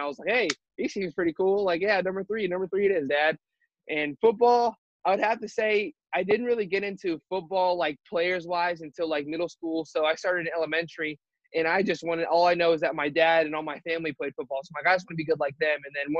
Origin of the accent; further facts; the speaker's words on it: Ontario, Ohio, United States; also born or lived in Mansfield, Ohio; I grew up in Ontario from kindergarten to sophomore year of high school. So I knew everything there was to know about Ontario.